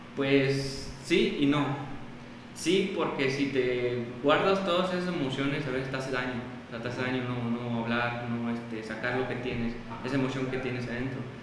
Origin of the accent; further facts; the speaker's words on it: El Naranjo, San Luis Potosí, Mexico; now in San Luis Potosí, Mexico; yo soy originario de la Huasteca Potosina y estoy viviendo actualmente aquí en, la capital